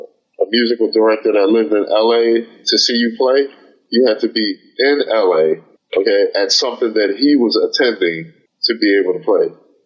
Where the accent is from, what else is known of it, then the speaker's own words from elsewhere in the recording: Philadelphia, Pennsylvania, United States; now in Los Angeles, United States; I'm from Philadelphia. I moved to Los Angeles and continued my work.